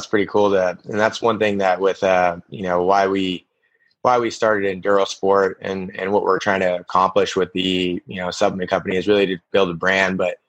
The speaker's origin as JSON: {"language": "English", "region": "Idaho", "country": "United States", "tie": "born or raised there", "said": "Him and I grew up together in Idaho"}